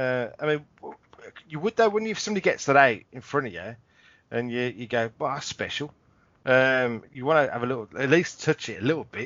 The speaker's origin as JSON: {"language": "English", "region": "England", "country": "United Kingdom", "said": "We're English, aren't we?"}